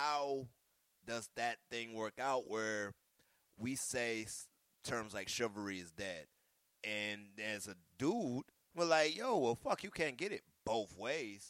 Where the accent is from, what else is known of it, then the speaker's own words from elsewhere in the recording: the South, Southern United States, United States; I'm a Southerner. That's my Southern upbringing